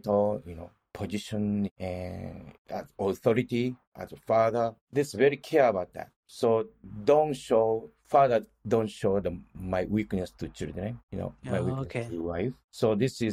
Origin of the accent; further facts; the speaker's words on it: Osaka, Japan; English is a second language; moved away as an adult; now in United States; I grew up in Osaka